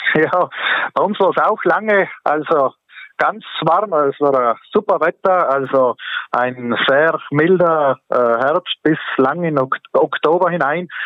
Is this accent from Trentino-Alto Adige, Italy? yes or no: yes; South Tyrol, Trentino-Alto Adige, Italy; hier bei uns in Südtirol